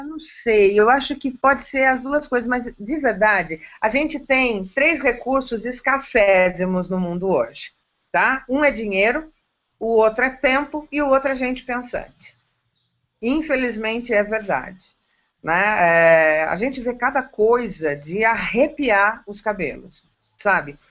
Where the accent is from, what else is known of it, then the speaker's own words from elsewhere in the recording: interior of São Paulo, Brazil; Eu sou interiorana, eu amo o interior de São Paulo, eu amo o meu estado